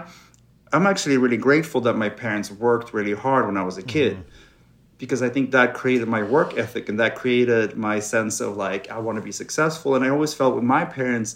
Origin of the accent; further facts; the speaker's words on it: Sweden; English is a second language; now in Los Angeles, United States; growing up in cold, dark Sweden